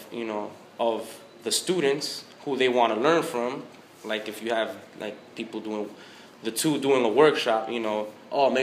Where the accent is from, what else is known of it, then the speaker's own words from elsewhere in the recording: New York City, New York, United States; I'm from New York